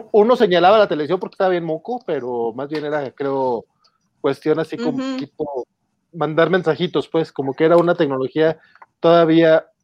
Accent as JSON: {"language": "Spanish", "country": "Mexico", "said": "ya sabes cómo somos mexicanos"}